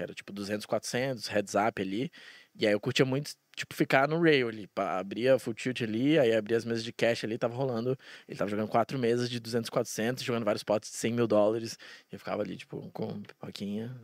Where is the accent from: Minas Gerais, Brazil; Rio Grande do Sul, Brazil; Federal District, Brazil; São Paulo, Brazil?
Federal District, Brazil; Brasília; moved away as an adult; now in Curitiba, Brazil; Eu nasci em Brasília e daí com um ano a gente se mudou e tal, por causa do trabalho do meu pai e tal. Aí a gente voltou quando eu tinha oito. E aí eu fiquei lá até os meus 27.